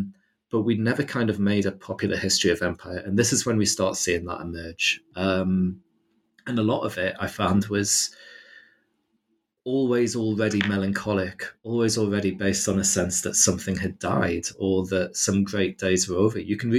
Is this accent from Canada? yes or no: no; United Kingdom; the kind of imaginaries of empire with which you kind of like suck in with your mother's milk as a British person